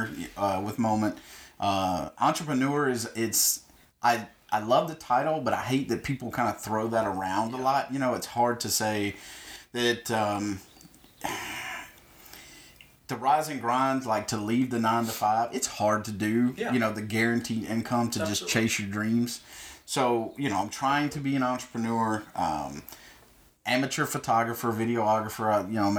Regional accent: Belton, South Carolina, United States; also born or lived in Clemson / Anderson; I grew up in a small town, Belton, which is probably 45 minutes away from here. Lived there pretty much my whole, you know, up through my teens

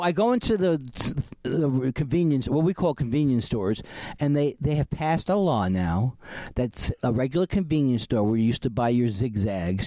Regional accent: California, United States; I'm from California

